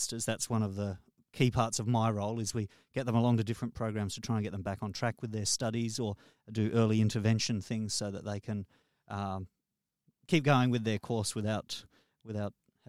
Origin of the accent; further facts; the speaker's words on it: Darwin, Northern Territory, Australia; born there; I was born in Darwin.